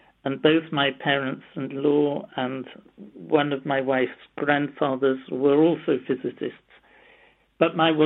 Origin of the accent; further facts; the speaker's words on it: London, United Kingdom; also born or lived in Nottingham; I was born in London. My father was Russian, born in Moscow. My mother was in English, born in London, and didn't speak a word of Russian.